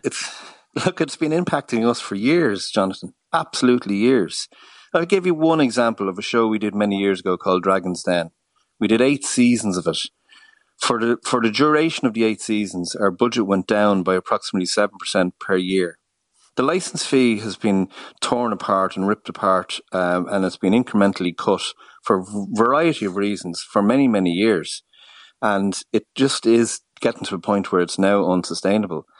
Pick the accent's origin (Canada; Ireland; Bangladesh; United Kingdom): Ireland; we as an Irish, uh, people